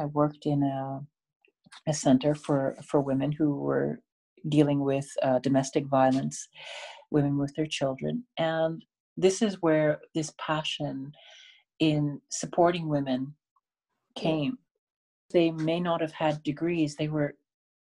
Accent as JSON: {"language": "English", "country": "Canada", "tie": "born or raised there", "said": "I was born in Canada."}